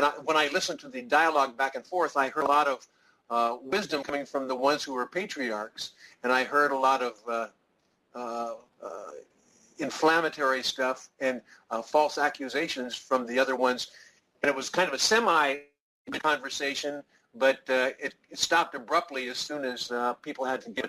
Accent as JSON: {"language": "English", "town": "San Diego", "region": "California", "country": "United States", "said": "I'm from San Diego. I'm from San Diego."}